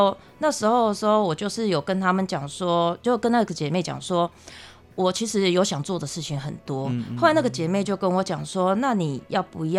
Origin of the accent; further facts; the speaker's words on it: Taiwan; 我们台湾这边